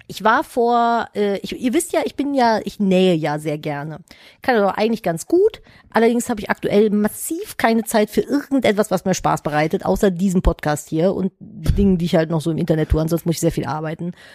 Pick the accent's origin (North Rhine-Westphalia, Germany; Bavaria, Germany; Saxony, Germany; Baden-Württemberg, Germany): North Rhine-Westphalia, Germany; Cologne; ich bin ja in Köln groß geworden